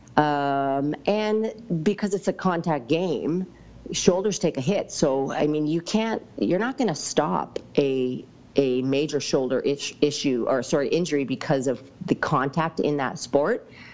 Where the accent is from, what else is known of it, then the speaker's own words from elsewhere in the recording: Lumby, British Columbia, Canada; I grew up in Lumby